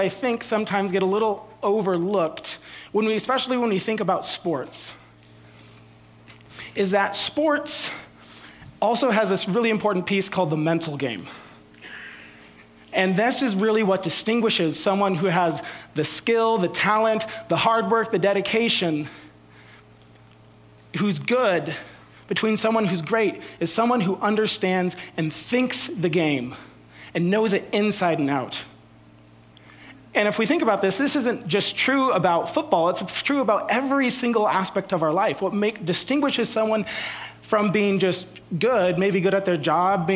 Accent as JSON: {"language": "English", "town": "San Jose", "region": "California", "country": "United States", "tie": "born or raised there", "said": "I grew up in San Jose. We had the San Jose Sharks"}